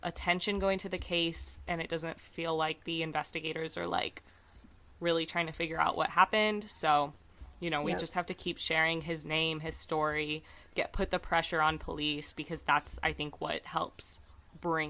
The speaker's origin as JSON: {"language": "English", "country": "United States", "said": "I'm American"}